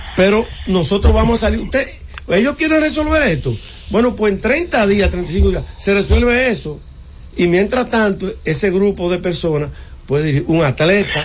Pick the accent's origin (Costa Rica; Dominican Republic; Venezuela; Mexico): Dominican Republic; Puñal, Santiago; yo que soy de Santiago, de Puñal Santiago